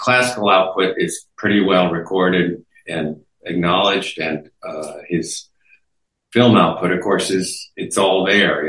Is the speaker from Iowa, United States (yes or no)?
yes; Iowa, United States; I was born and raised in Iowa, actually.